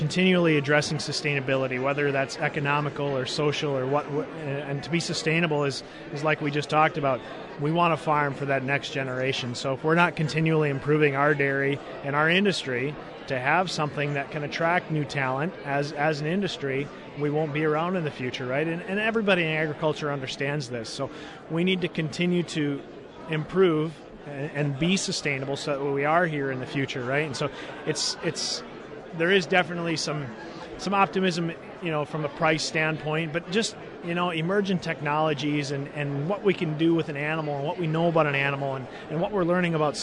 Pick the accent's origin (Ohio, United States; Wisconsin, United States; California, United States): Wisconsin, United States; Western Wisconsin, I think my home state